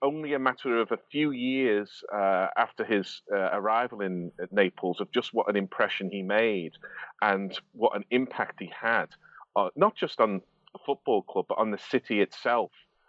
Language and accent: English; Liverpool, North West England, United Kingdom; obviously I grew up in Liverpool.